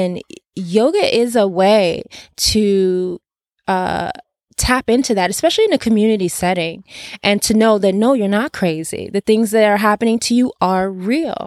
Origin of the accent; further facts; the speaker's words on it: Detroit, Michigan, United States; also born or lived in Nigeria; now in Los Angeles, United States; I'm originally from Detroit